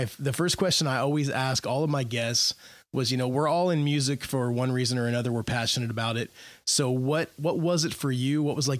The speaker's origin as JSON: {"language": "English", "region": "Indiana", "country": "United States", "tie": "born or raised there", "said": "See, I grew up in Indiana. So growing up in Indiana, you just think that California is this like amazing place."}